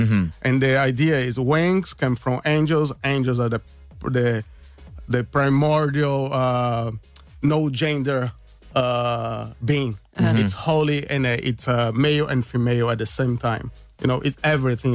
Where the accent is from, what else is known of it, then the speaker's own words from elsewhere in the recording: Brazil; moved away as an adult; now in Ireland; I'm from Brazil myself